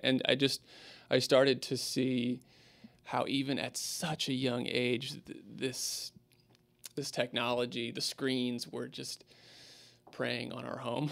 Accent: Spokane, Washington, United States; moved away as an adult; now in Houston, United States; I grew up in Spokane and my family was there

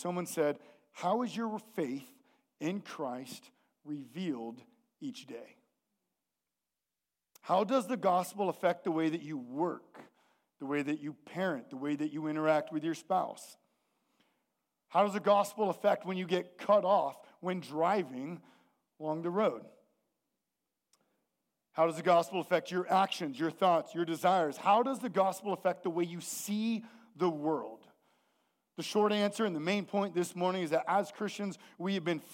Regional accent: the Northwest, Pacific Northwest, United States; we're from the Northwest

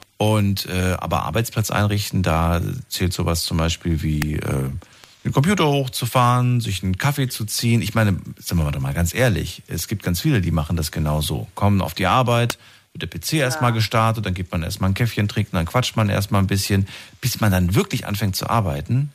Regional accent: Germany; bei uns in Deutschland.

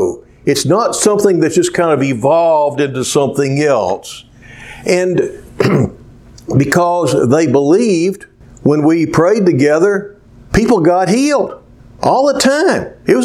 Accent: Cleveland, Ohio, United States; And I would also remember something else in my hometown of Cleveland, where there was a little girl.

